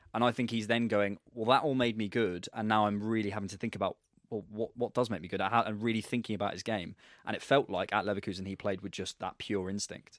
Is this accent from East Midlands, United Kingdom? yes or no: no; Bournemouth, South West England, United Kingdom; I'm actually from Bournemouth